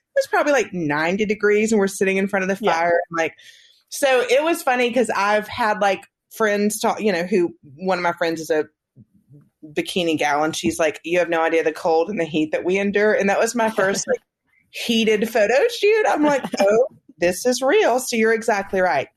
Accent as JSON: {"language": "English", "region": "the South", "country": "United States", "said": "we're from the South"}